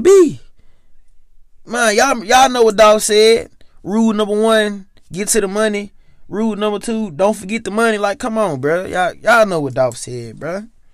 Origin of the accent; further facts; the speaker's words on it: Memphis, Tennessee, United States; Growing up, growing up, at home, growing up in Memphis